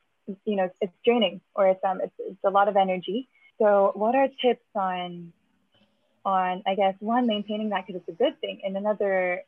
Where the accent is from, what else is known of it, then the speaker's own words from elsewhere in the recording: New Zealand; I'm from New Zealand.